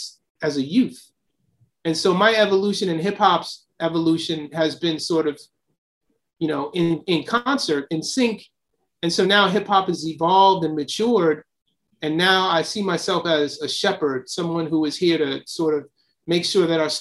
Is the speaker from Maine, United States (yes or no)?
no; New York City, New York, United States; also born or lived in Silver Spring, Maryland; I'm from Astoria and there's Queensbridge. I grew up across the street from the Astoria Projects